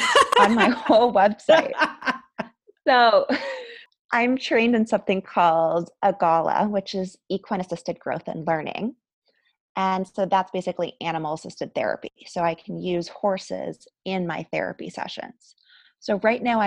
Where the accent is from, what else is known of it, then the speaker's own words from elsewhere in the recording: Canada; moved away as an adult; I'm also Canadian, so I had to go through my immigration process when I got married